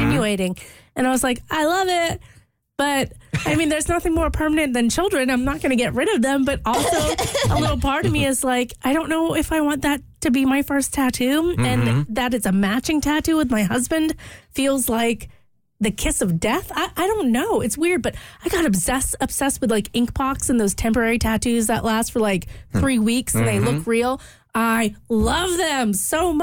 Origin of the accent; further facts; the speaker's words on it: Louisiana, United States; moved away; also born or lived in Wales; I grew up in Louisiana